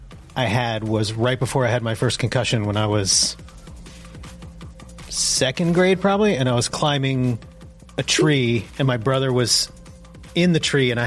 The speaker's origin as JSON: {"language": "English", "region": "Pennsylvania", "country": "United States", "tie": "born or raised there", "said": "growing up in Pennsylvania"}